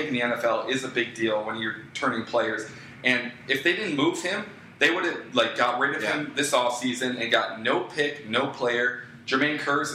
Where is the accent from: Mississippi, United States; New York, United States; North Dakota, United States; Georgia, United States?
New York, United States; Buffalo; moved away; I'm originally from Buffalo, New York